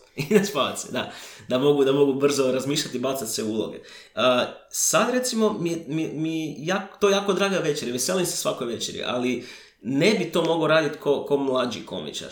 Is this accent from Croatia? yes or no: yes; Croatia; kod nas u Hrvatskoj